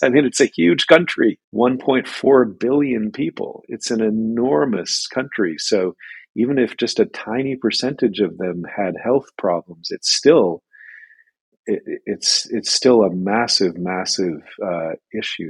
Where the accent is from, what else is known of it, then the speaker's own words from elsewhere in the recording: Boston, Massachusetts, United States; now in China; I come from Boston